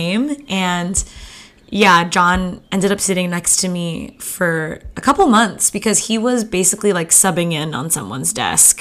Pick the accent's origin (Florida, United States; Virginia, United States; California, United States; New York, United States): California, United States; Santa Clarita; now in Los Angeles, United States; I grew up in Santa Clarita, California